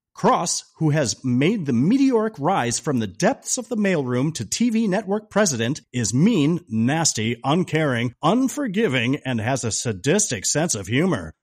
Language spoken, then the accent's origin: English; Chicago, Illinois, United States; being a Chicago guy